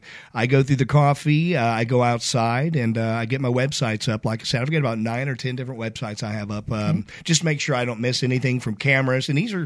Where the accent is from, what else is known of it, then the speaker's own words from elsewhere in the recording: Indiana, United States; My dad. And we grew up in Indiana, so